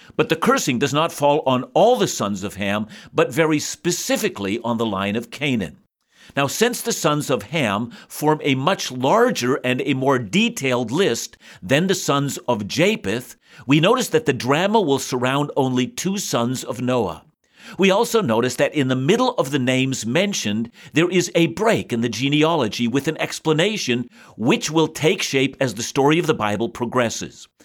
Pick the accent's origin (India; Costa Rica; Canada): Canada; our nation, Canada, a new nation